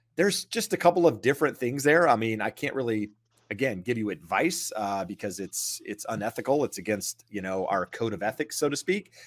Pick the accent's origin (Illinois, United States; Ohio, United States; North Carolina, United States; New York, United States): North Carolina, United States; now in Southern California, United States; I'm from North Carolina